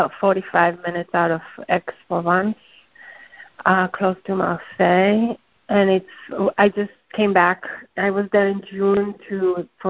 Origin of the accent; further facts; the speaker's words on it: Haifa, Haifa District, Israel; moved away; my homeland or where I grew up in Haifa